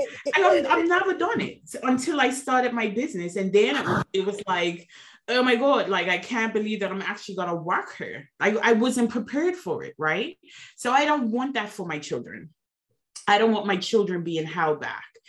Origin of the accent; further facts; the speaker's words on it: Bermuda; moved away; I am originally from Bermuda, so I am an island girl